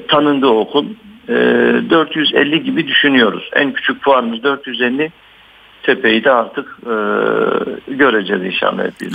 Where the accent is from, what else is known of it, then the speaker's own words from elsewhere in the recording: Batman, Batman Province, Turkey; moved away as an adult; also born or lived in Istanbul; bin dokuz yüz altmış altı Batman doğumluyum. İlk orta ve liseyi Ee, Batman'da okudum.